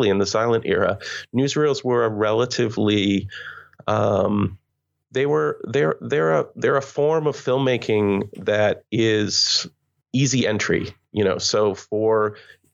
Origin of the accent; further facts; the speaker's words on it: Canada; moved away as an adult; I'm Canadian